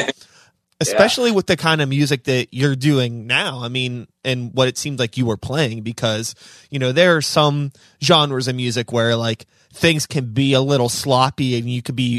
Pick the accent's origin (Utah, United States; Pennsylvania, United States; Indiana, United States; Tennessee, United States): Pennsylvania, United States; Pittsburgh; I grew up in Pittsburgh. Yeah. So I've always lived in the city proper